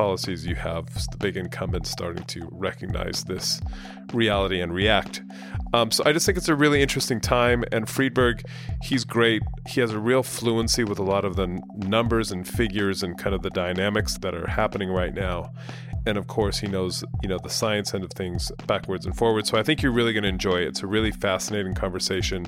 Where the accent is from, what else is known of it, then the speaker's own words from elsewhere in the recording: California, United States; moved away as an adult; also born or lived in United Kingdom / Spain; I grew up in California. I lived in the UK for 15 years and then I came back, or 13 years, 2 years in Spain